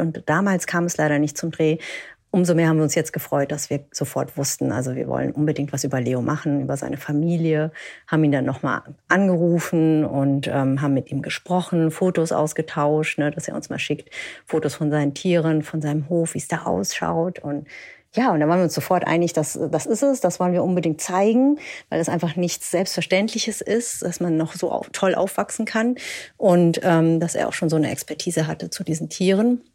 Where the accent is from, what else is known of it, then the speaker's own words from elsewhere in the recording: Peru; moved away; Ich komme ursprünglich aus Peru